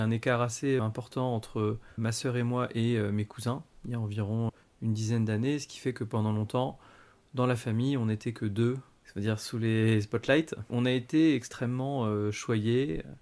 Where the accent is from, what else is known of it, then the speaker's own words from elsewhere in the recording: Paris, Île-de-France, France; also born or lived in Sri Lanka; je suis né au Sri Lanka et j'ai été adopté par une famille de Français qui avait déjà adopté une fille un an et demi avant. On a grandi, on va dire, à Paris, et surtout Paris-Centre.